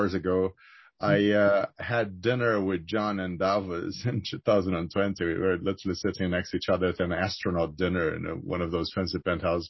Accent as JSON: {"language": "English", "region": "Rio de Janeiro", "country": "Brazil", "tie": "born or raised there", "moved": "yes", "said": "I'm originally from Rio. I grew up there"}